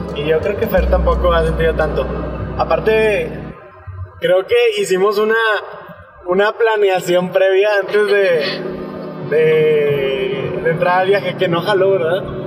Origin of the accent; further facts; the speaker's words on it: Monterrey, Nuevo León, Mexico; Somos de Monterrey